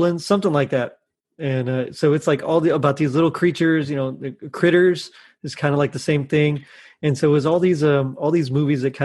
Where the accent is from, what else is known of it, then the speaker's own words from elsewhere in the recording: Texas, United States; I'm from Texas